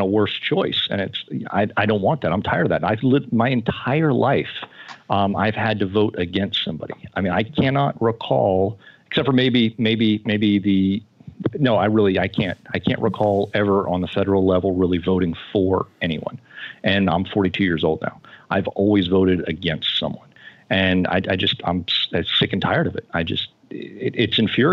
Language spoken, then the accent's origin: English; Florida, United States; moved away as an adult; now in Indiana, United States; I was born in Florida. I grew up there. I spent the first 22-ish years of my life there.